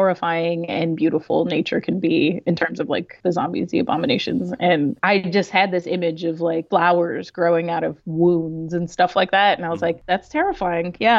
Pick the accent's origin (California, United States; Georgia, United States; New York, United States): New York, United States; New York City; first language Spanish; English is a second language; I grew up in New York City. I grew up in the Lower East Side, Alphabet City